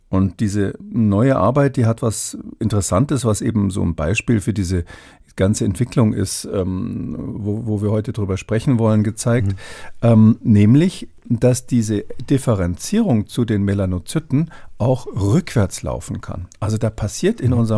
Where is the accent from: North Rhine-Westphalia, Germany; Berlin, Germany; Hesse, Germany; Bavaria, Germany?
Bavaria, Germany; ich komme ursprünglich aus Bayern, bin, bin jetzt nicht so gläubig